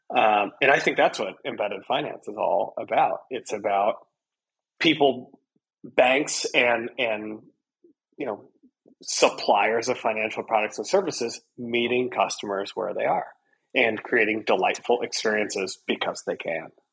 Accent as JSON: {"language": "English", "area": "Midwest", "region": "Iowa", "country": "United States", "said": "I'm a person from the Midwest in the United States, a farming community in Iowa"}